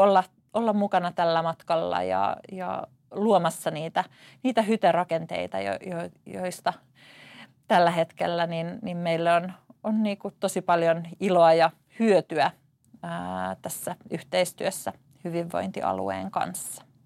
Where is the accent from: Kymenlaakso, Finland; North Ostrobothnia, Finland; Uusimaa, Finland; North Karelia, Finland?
Uusimaa, Finland; Tuusula; Mä oon paljasjalkainen tuusulalainen, syntynyt ja elänyt koko elämäni täällä